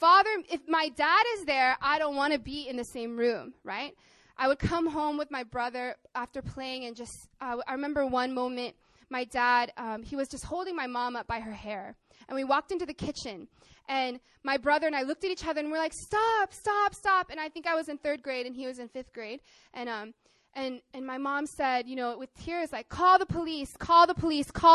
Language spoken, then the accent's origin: English; Arkansas, United States; I grew up in Arkansas, in the countryside, to my Korean mom and my American dad